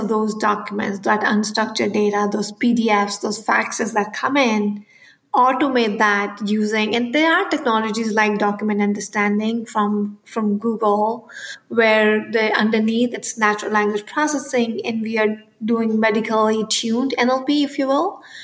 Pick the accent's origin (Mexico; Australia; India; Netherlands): India; moved away; I grew up in India